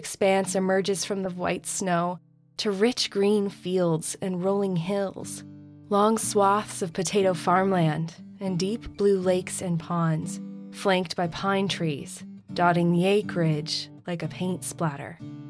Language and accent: English; Maine, United States; this unique place in my home state